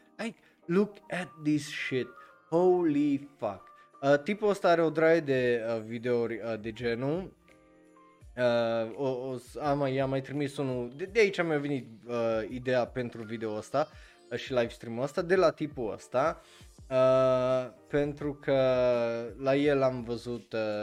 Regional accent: Romania; eu ca român

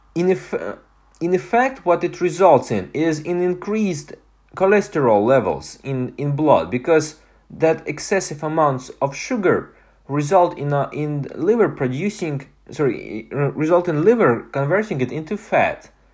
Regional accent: Estonia; moved away; my hometown in Estonia

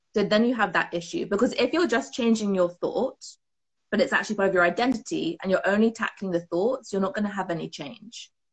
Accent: United Kingdom; as you might have guessed, I am from the UK from my accent.

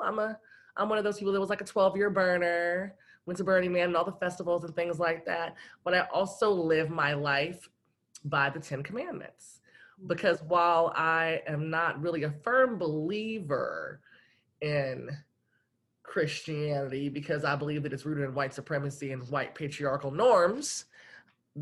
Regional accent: Los Angeles, California, United States; born or raised there; moved away as an adult; now in Portland, United States

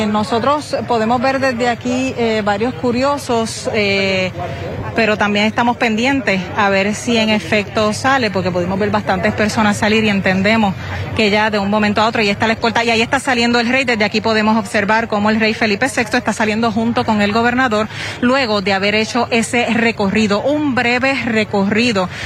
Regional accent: Cuba; now in Spain; Yo soy cubana, pero me quedé en España.

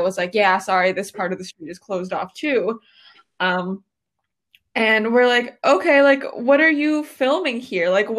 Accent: Lexington, Kentucky, United States; moved away as an adult; now in Chicago, United States; I'm from the great state of Lexington, Kentucky.

